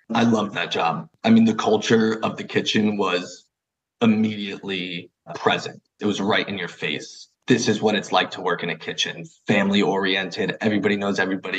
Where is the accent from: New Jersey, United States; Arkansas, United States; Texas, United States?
New Jersey, United States; I'm from a small town in West Jersey, super quiet